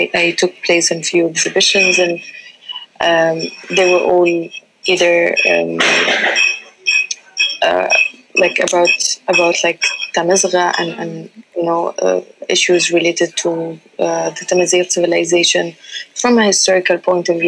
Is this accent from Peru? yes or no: no; Libya; first language Tamazight; English is a second language; I always spoke the language, it's, it's my mother tongue. Yeah. But we grew up learning Tamazight first and then learning Arabic at a young age. Mm-hmm. And even though like most people in Libya are um, don't know this as well